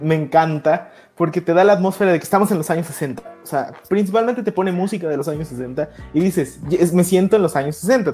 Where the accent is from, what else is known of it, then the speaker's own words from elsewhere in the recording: Mexico City, Mexico; como buen chilango